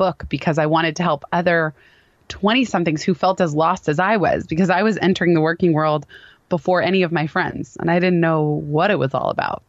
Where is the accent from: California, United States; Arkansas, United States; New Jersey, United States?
California, United States; Palo Alto; The company happened to be in my hometown of Palo Alto